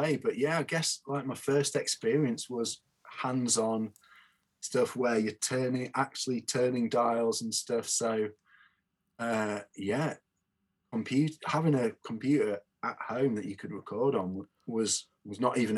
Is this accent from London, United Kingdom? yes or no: no; near Lincoln, East Midlands, United Kingdom; moved away as an adult; now in Leeds, United Kingdom; I grew up near Lincoln